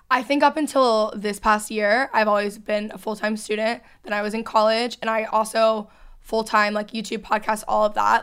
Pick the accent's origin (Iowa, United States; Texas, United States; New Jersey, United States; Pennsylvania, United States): Texas, United States; outside of Dallas; moved away as an adult; also born or lived in Los Angeles; now in Dallas, United States; I grew up outside of Dallas